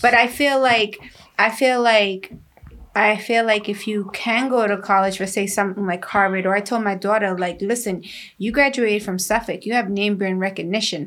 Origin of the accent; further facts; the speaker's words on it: Guatemala; moved away; I'm Mayan Indian. I was born in Guatemala